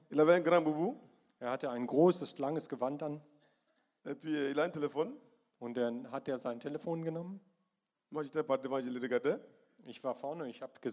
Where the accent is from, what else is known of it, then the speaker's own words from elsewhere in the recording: Bamako, Mali; German is a second language; Manchmal ist das passiert, dass in Sivare weiter im {S1} Norden {S0} oder bei uns in Bamako in der Hauptstadt.